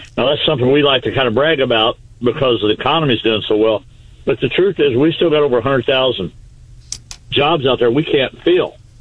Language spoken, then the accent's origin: English; Missouri, United States; I'm actually at home today in, in my hometown.